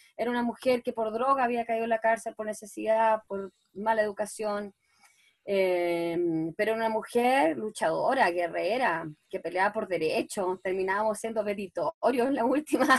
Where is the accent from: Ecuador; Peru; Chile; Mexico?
Chile; soy una cara chilena de, la chilena popular